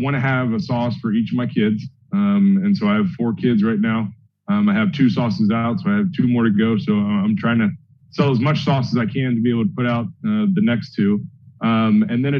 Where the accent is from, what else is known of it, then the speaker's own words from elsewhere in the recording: Ohio, United States; now in New Jersey, United States; I was born and raised in Ohio